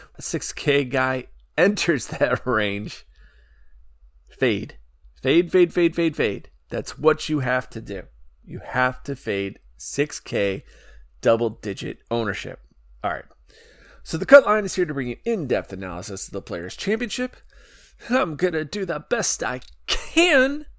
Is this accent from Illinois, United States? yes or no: yes; Chicago, Illinois, United States; Illinois, Chicago, my hometown